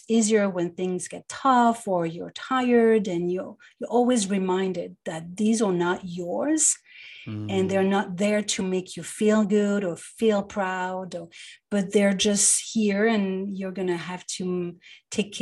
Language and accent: English; Paris, Île-de-France, France; moved away as an adult; now in New York, United States; I was born and raised in Paris, yeah, in the 70s.